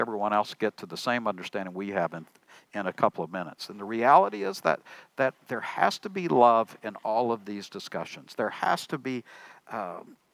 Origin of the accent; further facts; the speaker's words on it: Tyler, Texas, United States; Tyler, my hometown